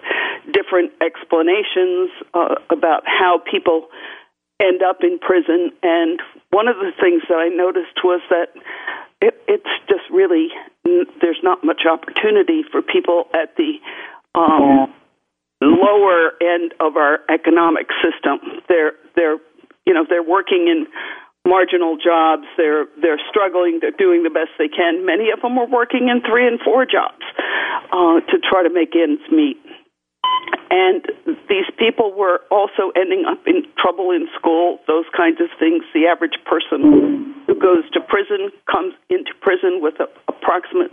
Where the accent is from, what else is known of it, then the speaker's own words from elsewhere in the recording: New Orleans, Louisiana, United States; moved away; also born or lived in Virginia / New York; I was born in New Orleans, Louisiana